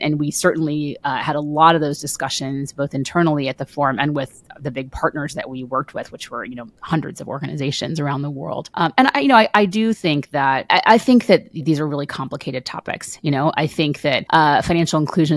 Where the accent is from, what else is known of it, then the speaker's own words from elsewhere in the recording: United States; I'm an American and I live in the United States